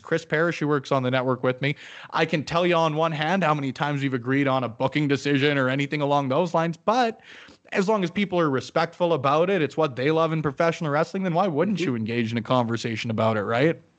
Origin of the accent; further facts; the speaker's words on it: Canada; as a Canadian